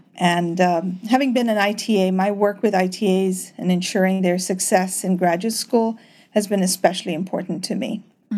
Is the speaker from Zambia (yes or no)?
yes; Zambia; first language English; moved away as an adult; also born or lived in Tanzania; now in United States; I was in Tanzania for the first few years of my life and then was educated kindergarten through master's in Zambia before I moved to the U.S. to pursue my PhD. And I've been told that the first language I spoke fluently was Swahili, but unfortunately dropped it for English when we moved to Zambia as a young child.